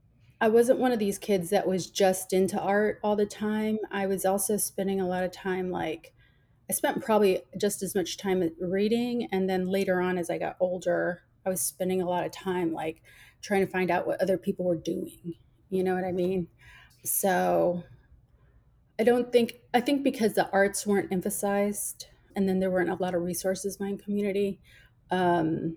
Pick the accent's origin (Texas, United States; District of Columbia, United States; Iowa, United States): Texas, United States; Rio Grande Valley, South; moved away as an adult; also born or lived in Austin, Texas; now in San Antonio, United States; I grew up in the Rio Grande Valley in South Texas